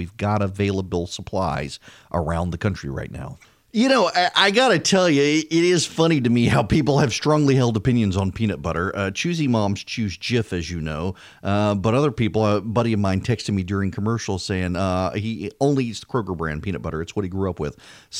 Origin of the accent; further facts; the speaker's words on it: Dubai, United Arab Emirates; So when I was a kid, I grew up in Dubai